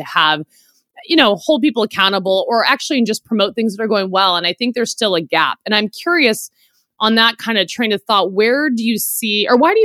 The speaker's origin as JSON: {"language": "English", "town": "San Francisco", "region": "California", "country": "United States", "said": "I'm similarly from San Francisco"}